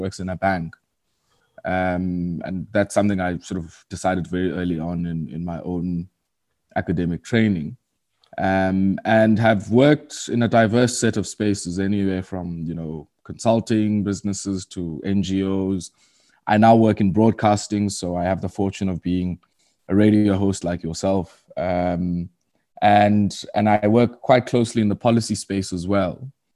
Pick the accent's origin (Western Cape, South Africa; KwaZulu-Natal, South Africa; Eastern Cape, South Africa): Eastern Cape, South Africa; Komani; moved away as an adult; now in Johannesburg, South Africa; I was born in Kwamani, um, which is formerly known as Queenstown